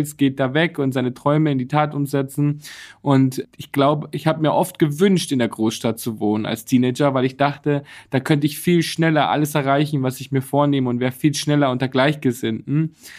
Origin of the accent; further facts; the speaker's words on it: Bad Reichenhall, Bavaria, Germany; now in Berlin, Germany; Ich komme aus Bayern. Bad Reichenhall, ja, meine genau. wunderschöne Heimat.